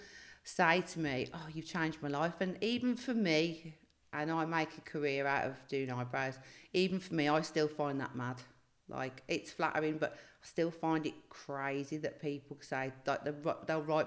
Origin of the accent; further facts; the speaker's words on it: Birmingham, West Midlands, United Kingdom; now in Devon, United Kingdom; I'm from Birmingham, but I moved to Devon